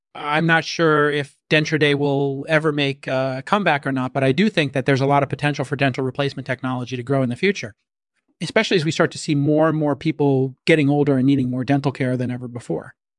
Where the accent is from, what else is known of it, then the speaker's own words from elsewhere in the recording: San Francisco Bay Area, California, United States; I grew up in the San Francisco Bay Area